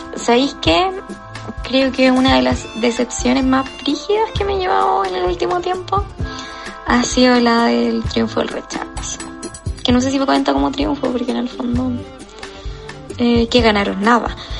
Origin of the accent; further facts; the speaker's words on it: Chile; como chilenos